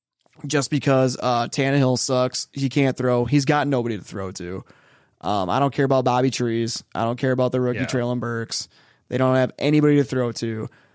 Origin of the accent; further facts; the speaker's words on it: Forest Lake, Minnesota, United States; I grew up in Forest Lake.